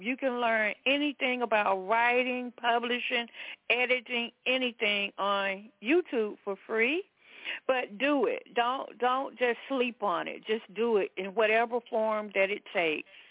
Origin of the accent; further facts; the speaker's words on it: the South, United States; I was raised in the South in, in a Pentecostal church